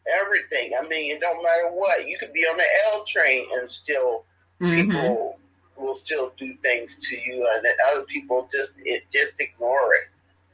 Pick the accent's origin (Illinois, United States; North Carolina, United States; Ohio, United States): Illinois, United States; Chicago; moved away; I come from Chicago, and Chicago is a real high crime.